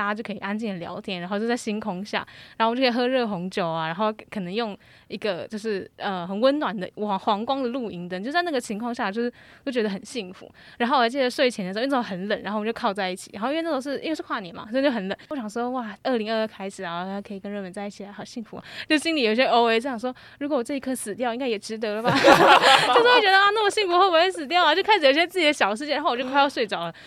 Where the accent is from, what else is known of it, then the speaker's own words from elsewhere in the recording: Taiwan; 我是来自台湾